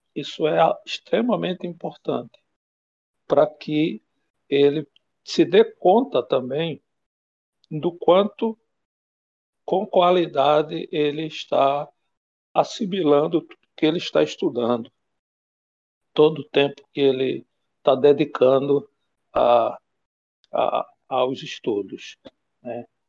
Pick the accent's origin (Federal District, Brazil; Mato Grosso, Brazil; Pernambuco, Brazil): Pernambuco, Brazil; moved away as an adult; now in Espírito Santo, Brazil; sou nordestino, de Pernambuco, moro aqui no Espírito Santo já há 16 anos